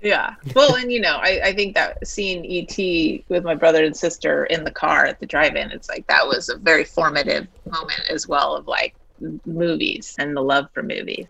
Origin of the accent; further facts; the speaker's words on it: the Sierra foothills, Northern California, United States; I grew up in Northern California, the Sierra foothills